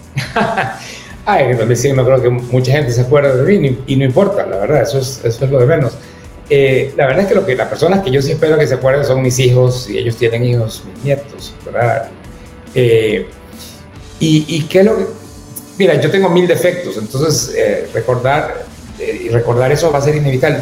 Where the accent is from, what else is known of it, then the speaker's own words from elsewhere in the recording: Ecuador; yo como ecuatoriano